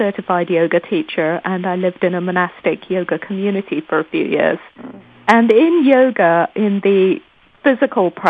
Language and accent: English; Nairobi, Kenya; moved away as an adult; also born or lived in London, United Kingdom / United States; I was born and raised in Nairobi, Kenya